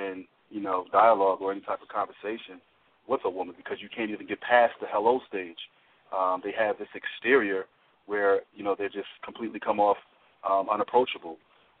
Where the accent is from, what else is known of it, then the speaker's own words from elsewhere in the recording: Philadelphia, Pennsylvania, United States; born and raised in Philly